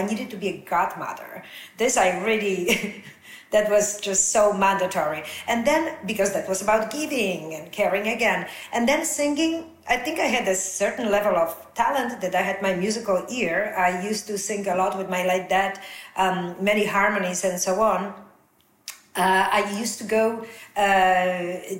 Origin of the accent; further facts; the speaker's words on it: Poland; English is a second language; moved away; growing up in Poland, where we had two channels, definitely 50 years ago.